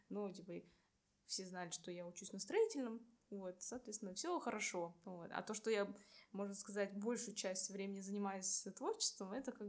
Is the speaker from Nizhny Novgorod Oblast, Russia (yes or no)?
no; Buryatia, Russia; now in Saint Petersburg, Russia; Вот, я бурятка.